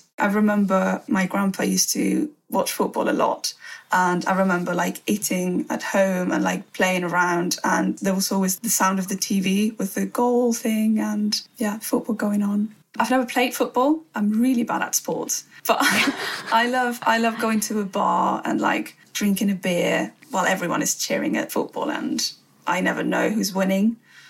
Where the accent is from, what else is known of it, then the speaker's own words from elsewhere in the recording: Spain; moved away as an adult; also born or lived in Madrid; now in London, United Kingdom; I used to go to Spain quite a lot. I mean, not to my hometown so often, but yeah, like to Madrid, where I lived for 6 years before coming here to London.